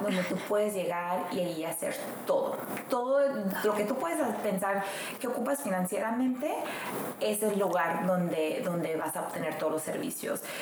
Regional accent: Mexico; now in United States; una, una mujer que nació en un rancho, viene así, nací en México, Dios me quiso a la oportunidad de venirme a Estados Unidos a luchar

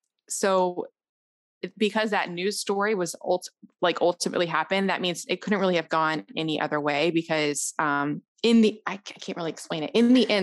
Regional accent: Memphis, Tennessee, United States; also born or lived in Los Angeles; now in Atlanta, United States; I was born in Atlanta and then I grew up in Memphis, which is a very unique town.

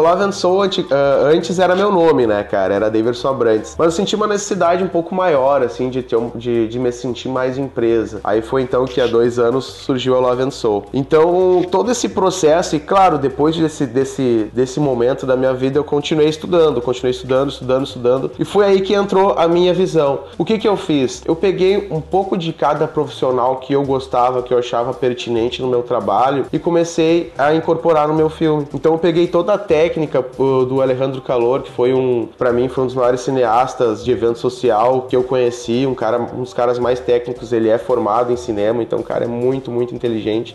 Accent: Santa Maria, Rio Grande do Sul, Brazil; eu sou do Rio Grande do Sul, de uma cidade aqui chamada Santa Maria

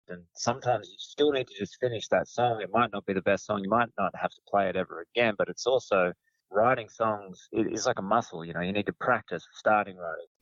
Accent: Yass, New South Wales, Australia; moved away as an adult; also born or lived in Snowy Mountains; now in Melbourne, Australia; I grew up sort of near Yass, about an hour away from Goulburn

